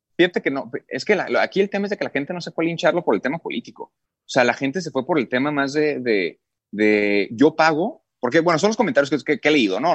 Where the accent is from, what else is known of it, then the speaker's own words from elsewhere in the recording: Mexico; yo soy mexicano, orgullosamente mexicano